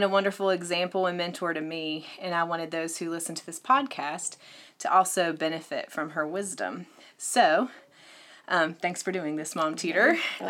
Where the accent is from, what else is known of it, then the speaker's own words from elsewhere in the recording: Franklin, West Virginia, United States; now in Knoxville, United States; my hometown of Franklin, West Virginia